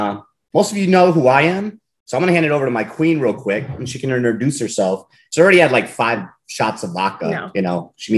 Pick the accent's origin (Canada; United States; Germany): Germany; I always mentioned growing up in Germany, but it is what it is.